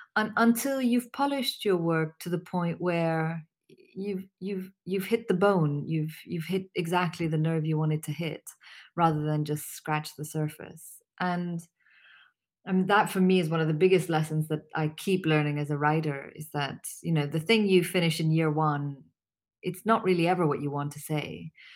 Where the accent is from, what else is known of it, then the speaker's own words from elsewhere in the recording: Pakistan; also born or lived in Syria / New York; I'm Pakistani